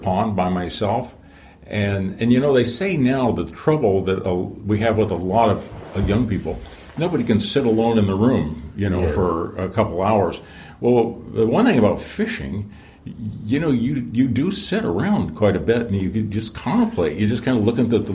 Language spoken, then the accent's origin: English; Midwest, United States; I grew up in the Midwest and we had farm ponds.